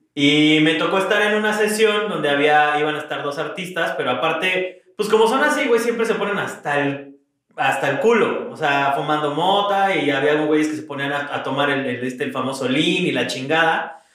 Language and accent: Spanish; Mexico; moved away; pues mexicano